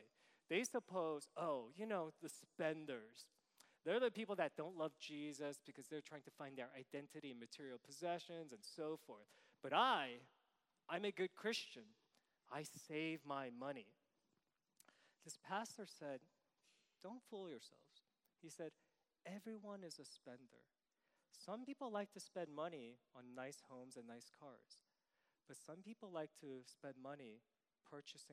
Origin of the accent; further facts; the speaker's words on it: New York City, New York, United States; I'm from New York City